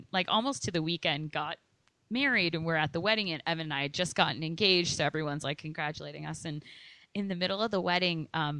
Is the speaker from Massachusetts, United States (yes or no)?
yes; Boston, Massachusetts, United States; I grew up in West Roxbury.